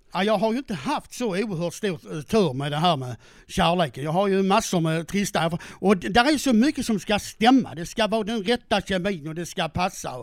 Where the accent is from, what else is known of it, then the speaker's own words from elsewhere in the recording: Skåne, Sweden; Jag är uppväxt på Österlen